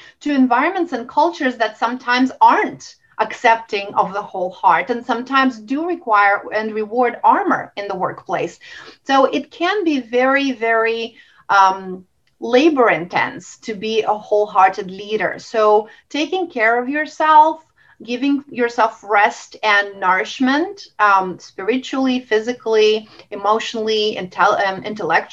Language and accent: English; Russia; moved away; I grew up in Russia